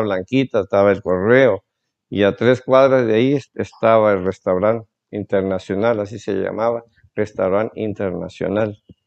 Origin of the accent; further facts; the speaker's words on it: Coatzacoalcos, Veracruz, Mexico; also born or lived in Minatitlán, Veracruz / Mexico City / Saltillo, Coahuila; now in Tabasco, Mexico; Yo soy de Coatzacoalcos, Veracruz.